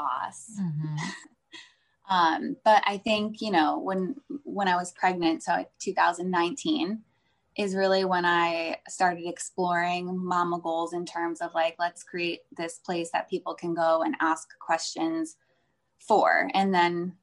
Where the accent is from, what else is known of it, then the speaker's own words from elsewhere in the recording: Northeast, United States; also born or lived in California; now in Florida, United States; I live in Florida. I am from the Northeast, so I have like Northeastern vibes in my blood.